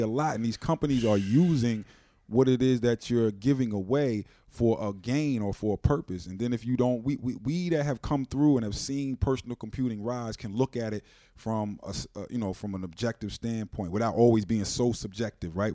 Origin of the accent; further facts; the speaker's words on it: Wilmington, Delaware, United States; I'm from Wilmington, Delaware